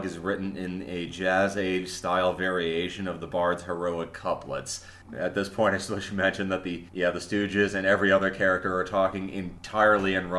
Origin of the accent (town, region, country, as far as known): United States